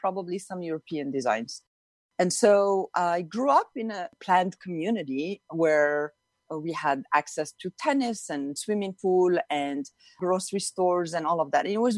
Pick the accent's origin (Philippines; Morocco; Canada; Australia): Morocco; Youssoufia, Marrakesh-Safi; moved away; I grew up in Morocco, in North Africa. And I grew up in a town called Youssoufia